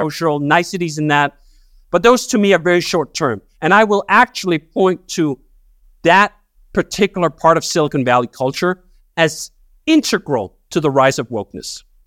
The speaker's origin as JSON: {"language": "English", "country": "Denmark", "tie": "born or raised there", "moved": "as an adult", "said": "So I grew up working class in Denmark."}